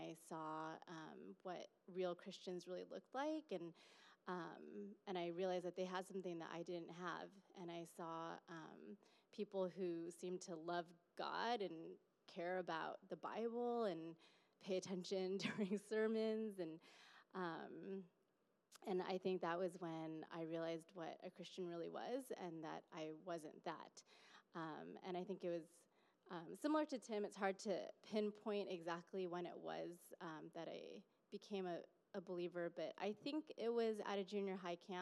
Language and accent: English; Fremont, California, United States; I grew up in Fremont, so still in the Bay Area